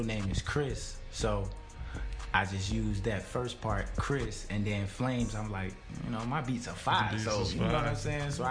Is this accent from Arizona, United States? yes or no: no; Richmond, Virginia, United States; moved away as an adult; now in Georgia, United States; I'm originally from Richmond, Virginia